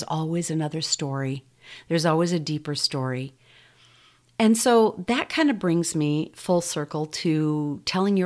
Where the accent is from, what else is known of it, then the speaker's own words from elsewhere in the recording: United States; growing up here in the U.S.